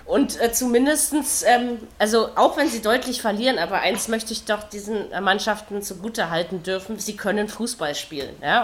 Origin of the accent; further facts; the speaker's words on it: Luckenwalde, Brandenburg, Germany; ich bin in Luckenwalde geboren